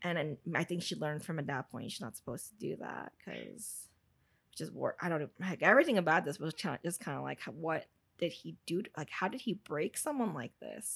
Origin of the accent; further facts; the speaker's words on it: United States; I know I'm American